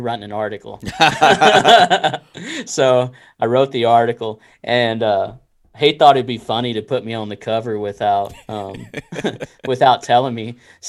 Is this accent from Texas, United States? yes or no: yes; Texas, United States; now in Arkansas, United States; Oh, you know, I've only been here about 3 years. I'm from Texas.